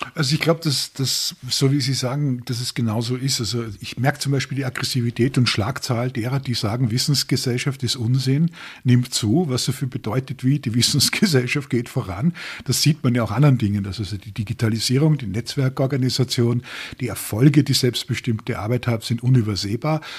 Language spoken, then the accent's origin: German; Austria; ich komme aus Österreich und bin in einer Industrieregion aufgewachsen